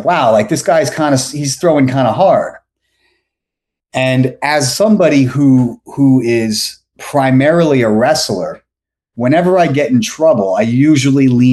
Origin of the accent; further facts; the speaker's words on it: New York, United States; moved away as an adult; also born or lived in Boca Raton, Florida; now in Florida, United States; I'm from America. I'm American, from New York